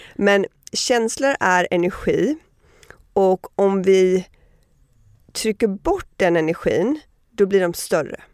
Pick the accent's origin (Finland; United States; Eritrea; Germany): United States; Miami, Florida; moved away; also born or lived in Connecticut / New York / Sweden; men jag flyttade först till eh, Connecticut och sen till Miami, så största delen av min uppväxt är i Miami.